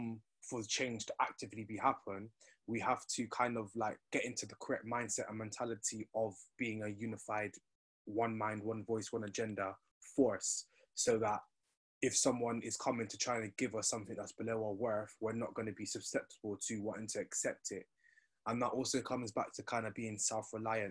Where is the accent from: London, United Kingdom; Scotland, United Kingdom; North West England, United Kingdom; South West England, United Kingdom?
South West England, United Kingdom; Bristol; 22-year-old black Jamaican male, born and bred in Bristol